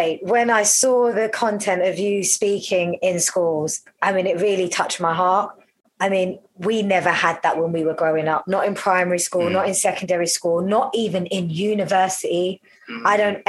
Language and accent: English; London, United Kingdom; growing up around North London